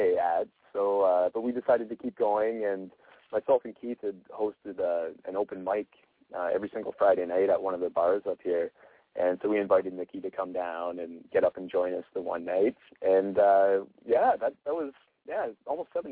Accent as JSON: {"language": "English", "region": "Ontario", "country": "Canada", "said": "we're from Ontario, Canada"}